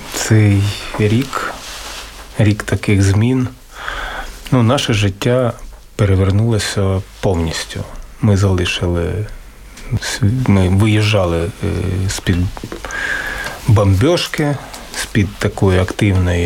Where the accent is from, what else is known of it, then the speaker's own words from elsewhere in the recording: Kharkiv, Kharkiv Oblast, Ukraine; я родом з Харкова